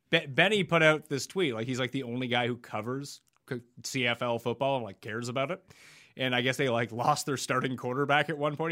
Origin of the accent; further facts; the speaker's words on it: Canada; growing up in Canada